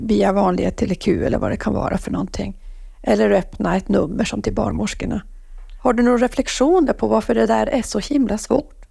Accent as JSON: {"language": "Swedish", "region": "Norrbotten County", "country": "Sweden", "said": "jag som är norrbottning"}